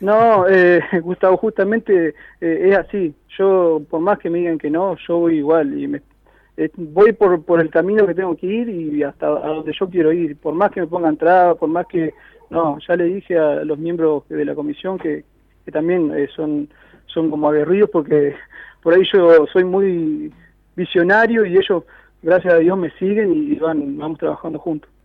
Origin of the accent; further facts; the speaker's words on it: Helvecia, Santa Fe, Argentina; yo nací ahí, me crié ahí, actualmente estoy en la Fuerza de Seguridad, Policía, trabajo ahí en Helvecia